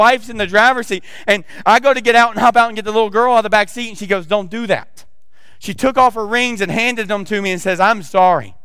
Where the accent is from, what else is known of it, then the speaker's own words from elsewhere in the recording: the South, United States; accent: southern; I got my southern accent coming